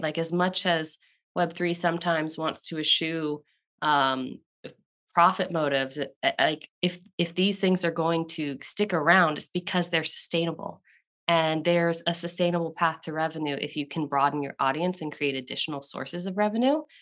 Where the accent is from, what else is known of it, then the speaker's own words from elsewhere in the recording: Southeast, United States; I grew up in the Southeast